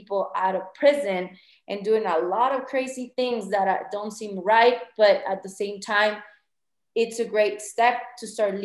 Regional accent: Chihuahua, Mexico; moved away as an adult; also born or lived in Ciudad Juarez, Mexico / Colorado, United States; now in Mexico City, Mexico; I'm from Chihuahua and I lived in the border for many years in Ciudad Juarez

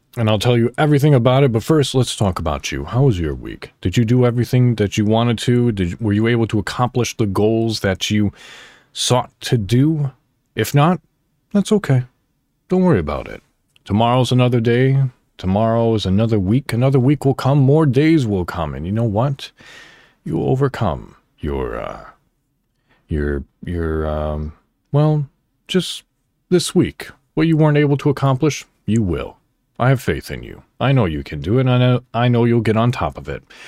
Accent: Crystal Lake, Illinois, United States; moved away as an adult; also born or lived in McHenry, Illinois; now in Indiana, United States; I was born technically in McHenry, Illinois, and I grew up and lived my childhood and the beginning of my adulthood in Crystal Lake, Illinois.

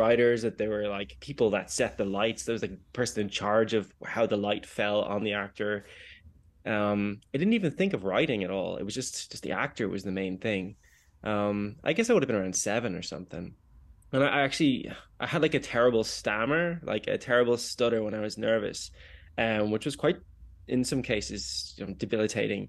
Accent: Kilcoole, Leinster, Ireland; also born or lived in Greystones, Ireland; I grew up in Wicklow on the east coast of the tiny island. I grew up in Kilcool and then moved to Greystones.

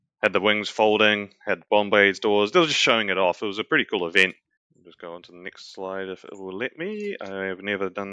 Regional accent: New Zealand; that is New Zealand, my home country.

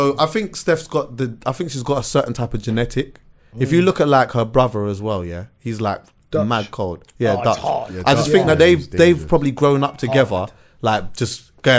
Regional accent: London, United Kingdom; as Londoners, we have this arrogance that like, you get me, we're from London

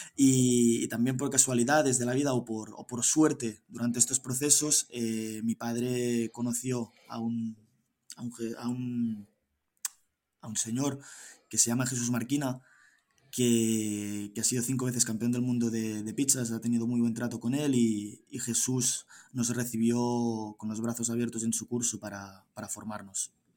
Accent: Girona, Catalonia, Spain; yo soy de Girona, tengo 27 años

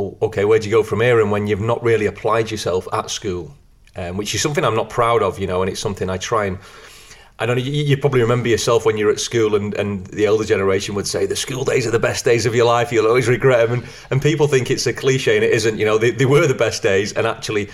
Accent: Blackpool, North West England, United Kingdom; I grew up in Blackpool

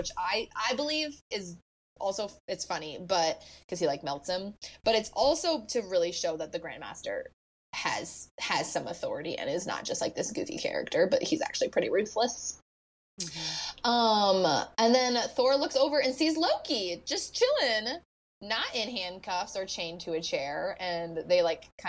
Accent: United States; as an American

